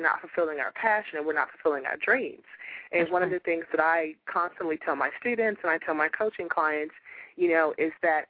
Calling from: Houston, Texas, United States; I'm calling from Houston, Texas

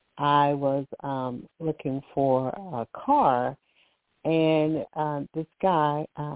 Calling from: Alabama, United States; I'm calling from Alabama.

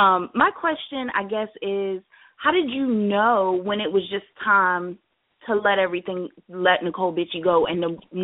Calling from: Virginia, United States; I'm in Virginia.

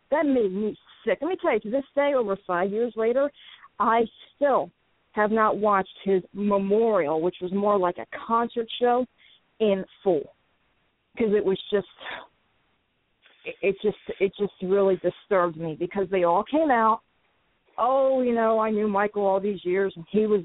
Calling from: New England, United States; I'm calling from New England.

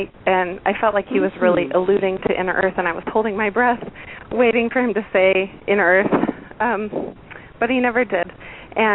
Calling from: Washington, United States; I'm calling from Washington State.

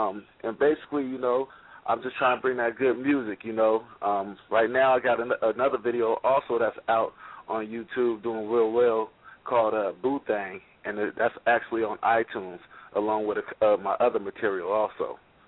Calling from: Missouri, United States

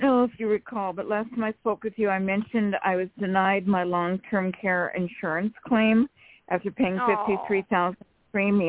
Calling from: California, United States; from California.

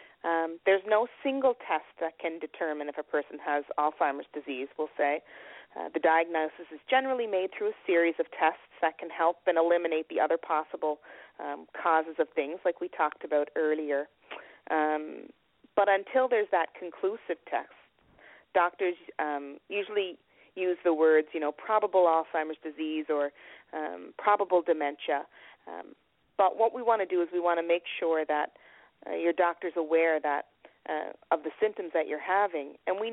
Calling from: Nova Scotia, Canada; I'm calling from Nova Scotia, from Canada

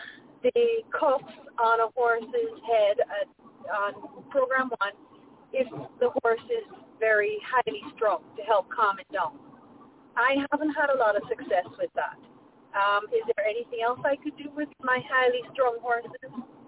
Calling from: Ontario, Canada; I'm calling from Ontario in Canada.

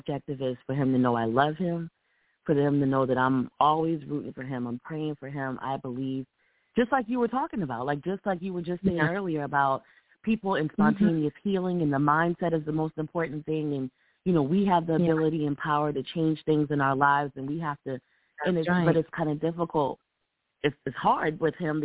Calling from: Columbia, South Carolina, United States; I'm calling from Columbia, South Carolina.

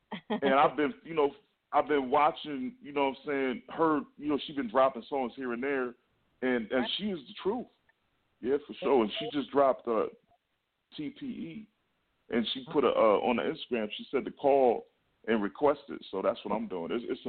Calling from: Akron, Ohio, United States; Akron, Ohio.

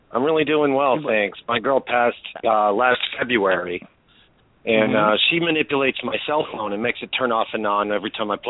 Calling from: Tampa, Florida, United States; I'm calling from Tampa, Florida.

